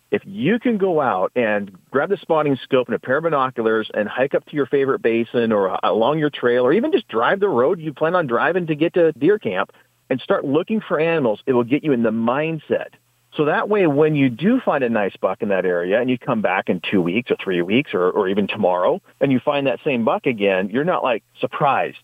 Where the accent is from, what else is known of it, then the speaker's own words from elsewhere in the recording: Washington, United States; Washington, uh, my home state